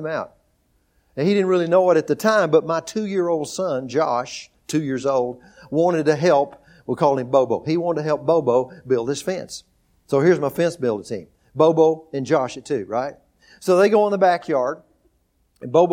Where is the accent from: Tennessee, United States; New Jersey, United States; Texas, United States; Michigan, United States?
Texas, United States; moved away as an adult; also born or lived in Oklahoma; We grew up in Texas.